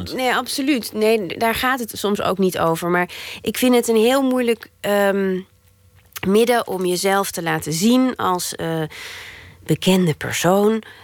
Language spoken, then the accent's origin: Dutch; Netherlands; moved away as an adult; also born or lived in Antwerp, Belgium; now in Belgium; ik ben en blijf een Hollandse